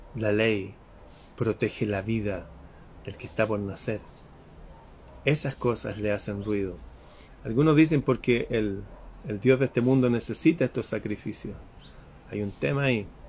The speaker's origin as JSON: {"language": "Spanish", "country": "Chile"}